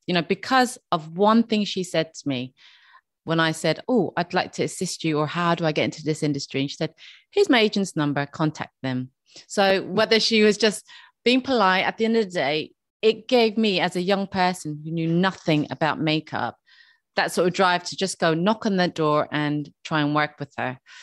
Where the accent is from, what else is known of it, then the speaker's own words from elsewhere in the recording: Dublin, Leinster, Ireland; I'm from Dublin